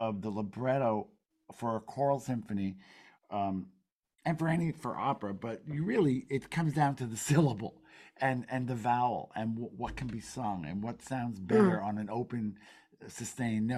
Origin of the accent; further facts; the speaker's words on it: New Jersey, United States; I grew up in New Jersey